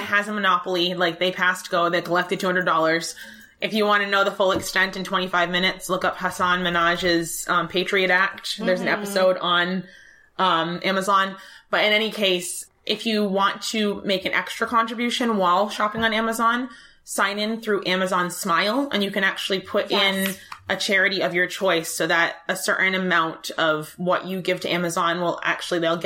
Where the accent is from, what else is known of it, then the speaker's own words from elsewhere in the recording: New England, United States; I was born in the United States, in New England, to a family that was able to give me an education.